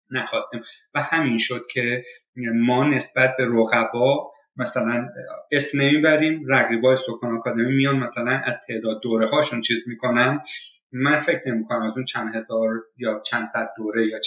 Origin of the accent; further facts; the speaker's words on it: Iran; now in Canada; فضایی که حالا در مورد ایران صحبت میکنیم باز در مورد خودم میگم از بچگی که بزرگ میشیم